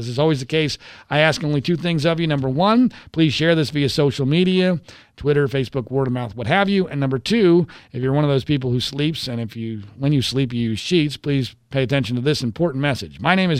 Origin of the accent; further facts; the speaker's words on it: Philadelphia, Pennsylvania, United States; growing up in Philadelphia in the 1980s